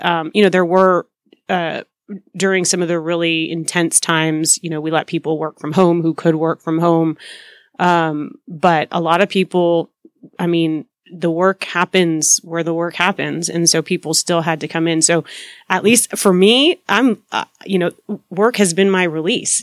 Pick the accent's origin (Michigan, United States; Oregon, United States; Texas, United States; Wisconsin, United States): Texas, United States; Deep South; also born or lived in Boston; I am a born and raised Texan. Um, I grew up in Deep South Texas